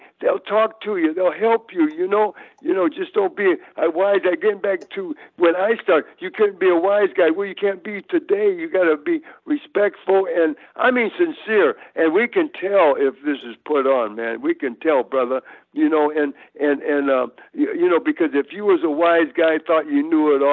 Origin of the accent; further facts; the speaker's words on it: Hammond, Indiana, United States; also born or lived in Tennessee; now in Virginia, United States; we came up from Tennessee, was all born in Tennessee, but I was raised in Hammond, Indiana